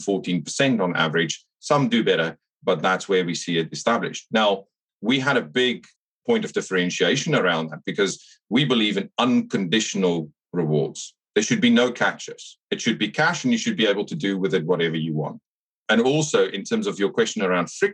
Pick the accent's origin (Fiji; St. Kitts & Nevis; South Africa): South Africa; accent: South African twang; moved away as an adult; also born or lived in Canada / Singapore / Hong Kong; now in United Kingdom; I grew up in South Africa, so you'll pick up a bit of a twang.